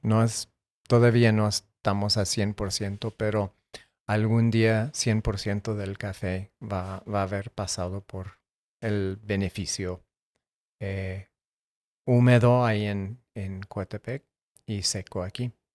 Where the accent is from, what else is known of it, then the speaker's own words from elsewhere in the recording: Tucson, Arizona, United States; yo crecí en Tucson, Arizona